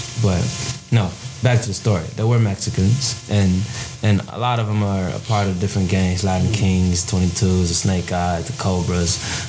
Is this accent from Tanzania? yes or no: yes; Tanzania; Nah, we're not fucking Ethiopian, motherfucker. I'm from Tanzania.